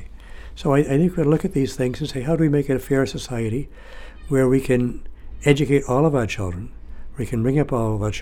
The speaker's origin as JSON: {"language": "English", "town": "Lewiston", "region": "Maine", "country": "United States", "tie": "born or raised there", "said": "having lived growing up in Lewiston, where it's a very Franco-American community"}